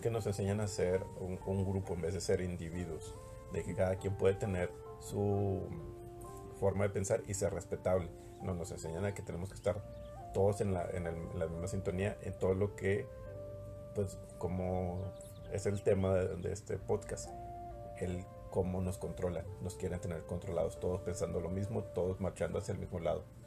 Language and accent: Spanish; Mexico; los mexicanos, que somos